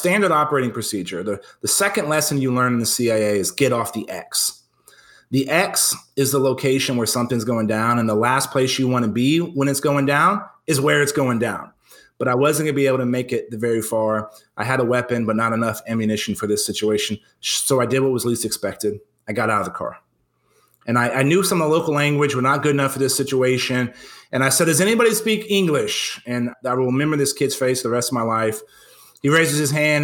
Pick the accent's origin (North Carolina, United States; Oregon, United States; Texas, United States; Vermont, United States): Texas, United States; San Antonio; moved back to my hometown